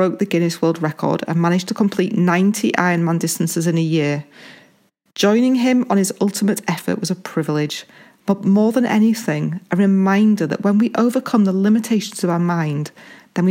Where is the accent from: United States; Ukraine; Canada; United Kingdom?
United Kingdom; Halifax, Yorkshire and the Humber; I was born in the West Yorkshire town of Halifax, England